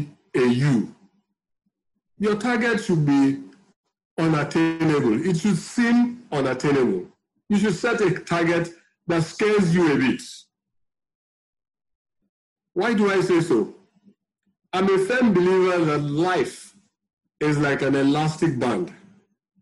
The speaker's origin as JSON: {"language": "English", "town": "Warri", "region": "Delta", "country": "Nigeria", "tie": "born or raised there", "also_born_or_lived": "Benin City", "moved": "yes", "lives_now": "Lagos, Nigeria", "said": "I grew up in Warri."}